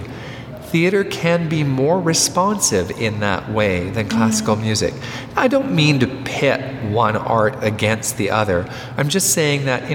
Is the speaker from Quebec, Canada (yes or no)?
yes; Montreal, Quebec, Canada; I was brought up in the West Island of Montreal